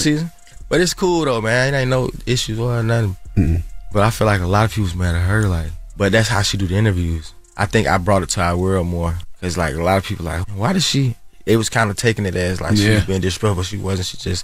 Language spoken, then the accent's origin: English; Atlanta, Georgia, United States; because I'm from the South, …, like …. You know, we from Atlanta, so we might not ain't listen to it.